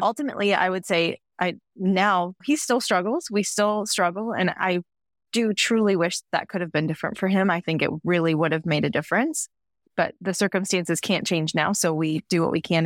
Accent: Midwest, United States; moved away as an adult; now in Central Coast, California, United States; I grew up in the Midwest.

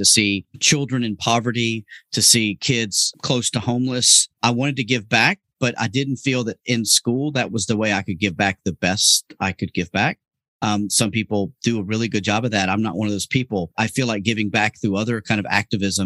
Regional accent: Atlanta, Georgia, United States; I grew up in Atlanta, Georgia

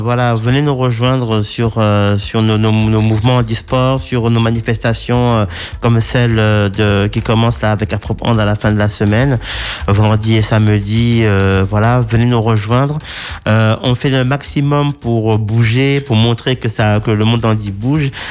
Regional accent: Martinique; chez nous en Martinique

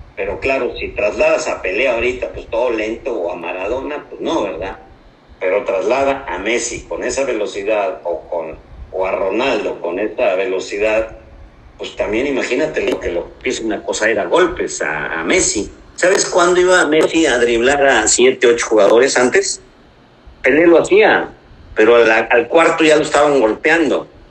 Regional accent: Hidalgo, Mexico; now in Monterrey, Mexico; Llego a buscar un acta de nacimiento, que yo las tengo de Hidalgo

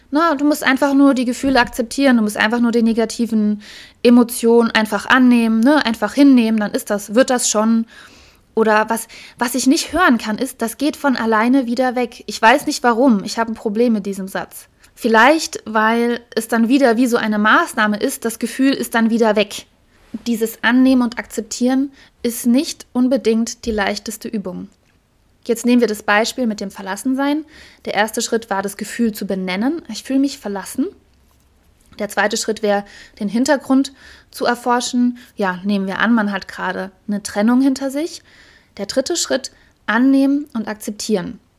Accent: Heidelberg, Baden-Württemberg, Germany; Ich weiß noch, da bin ich hier spazieren gegangen, das war in Heidelberg, meine Heimatstadt.

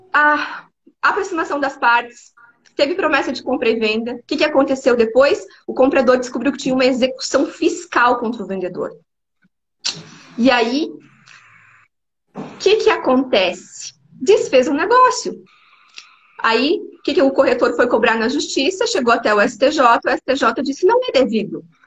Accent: Paraná, Brazil; now in Santa Catarina, Brazil; eu sou natural do Paraná, mas vim para Santa Catarina, me adaptei, estou aqui.

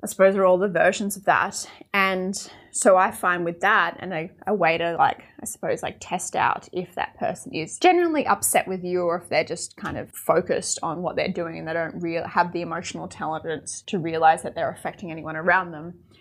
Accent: Australia; I'm from Australia

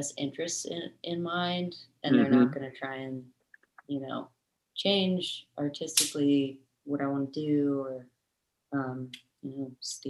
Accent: Raleigh, North Carolina, United States; born there; So I actually am from, I was born in Raleigh, North Carolina. But I moved quite a bit when I was younger, because of my dad's job.

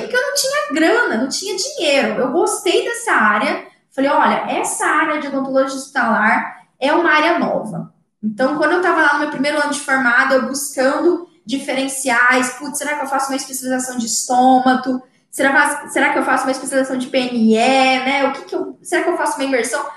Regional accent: Mato Grosso do Sul, Brazil; aqui no meu estado, eu sou de Mato Grosso do Sul

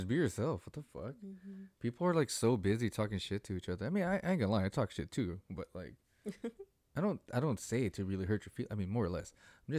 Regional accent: Australia; Like, I'm Australian

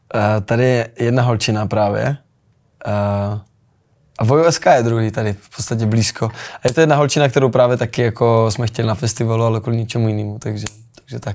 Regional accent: Olomouc, Olomouc Region, Czechia; učím u nás doma v Olomouci

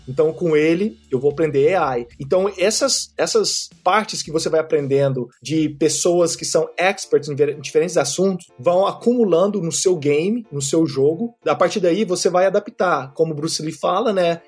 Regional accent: Minas Gerais, Brazil; moved away as an adult; also born or lived in Europe; now in Silicon Valley, United States; eu vim de Minas Gerais

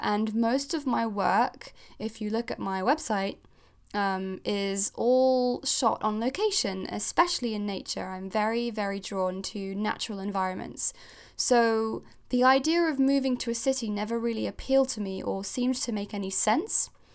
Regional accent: Geneva, Switzerland; moved away as an adult; also born or lived in Cornwall, United Kingdom; now in United Kingdom; I'm originally Swiss. I grew up in Geneva in Switzerland, and I moved to the U K when I was eighteen

